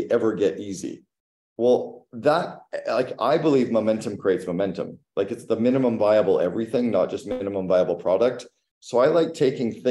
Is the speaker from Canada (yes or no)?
yes; Canada; I'm Canadian